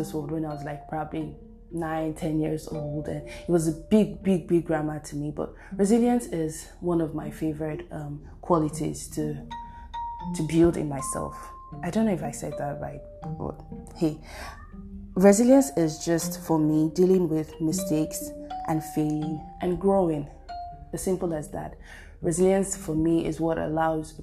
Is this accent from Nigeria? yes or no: yes; Nigeria; I'm Nigerian.